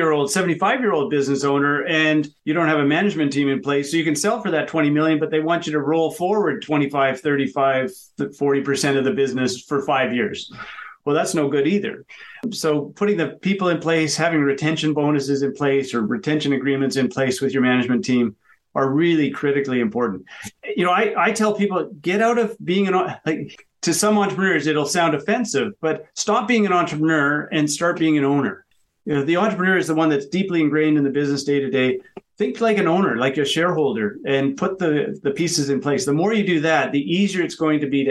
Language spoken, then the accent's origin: English; Canada; being Canadian, we've got a .ca.